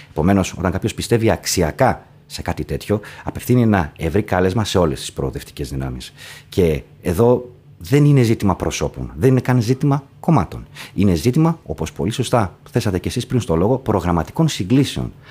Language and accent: Greek; Thessaloniki, Central Macedonia, Greece; Εγώ ως Θεσσαλονικιός